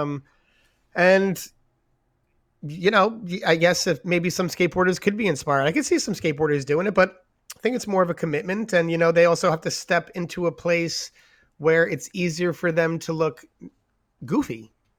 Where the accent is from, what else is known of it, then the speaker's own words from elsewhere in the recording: New York, United States; moved away; also born or lived in San Diego / San Francisco; growing up in New York